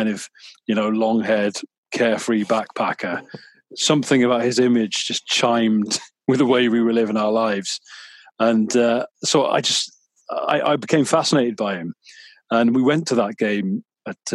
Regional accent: Mid Wales, United Kingdom; growing up in Mid Wales as I did

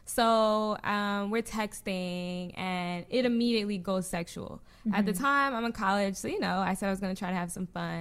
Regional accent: New Jersey, United States; I'm from Jersey. So I lived in Jersey

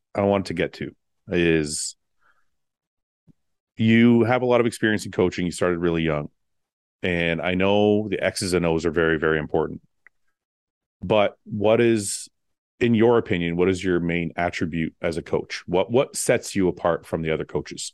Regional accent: Windsor, Ontario, Canada; growing up in Windsor, I was born in Canada

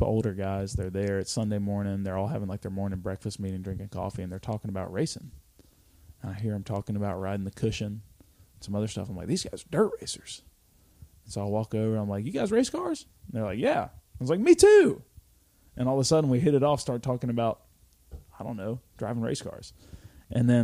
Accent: Alabama, United States; I'm from Alabama. Like we don't get, like winter here is not a big deal

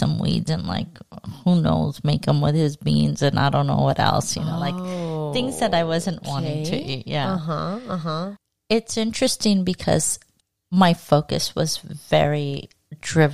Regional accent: Los Angeles, California, United States; Born and raised.

